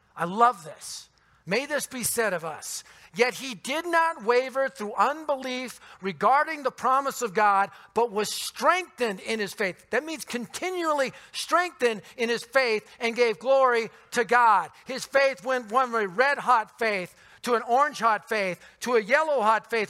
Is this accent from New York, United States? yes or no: no; Denver, Colorado, United States; I was born and raised in the Denver area